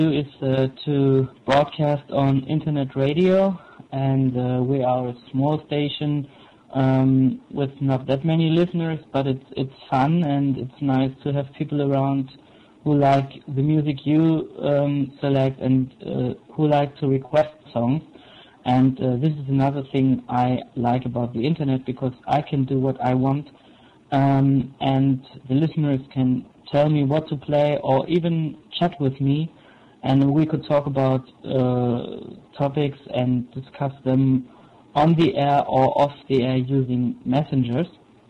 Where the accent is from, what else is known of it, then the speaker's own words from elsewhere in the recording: Brandenburg, Germany; English is a second language; now in Chemnitz, Germany; I'm from Chemnitz, but not originally, because I am doing an apprenticeship here, and so I had to move, and originally I'm from South Brandenburg.